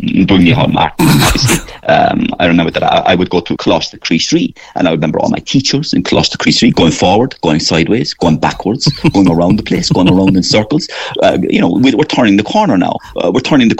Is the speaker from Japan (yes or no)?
no; Waterford, Munster, Ireland; moved away; also born or lived in Cork; I'm from Waterford